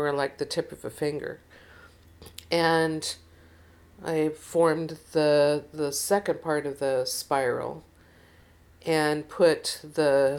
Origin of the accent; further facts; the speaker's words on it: Seattle, Washington, United States; I was from Seattle